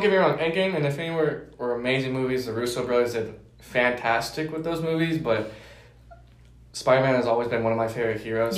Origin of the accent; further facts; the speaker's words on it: Denver, Colorado, United States; moved away as an adult; I am from Denver, Colorado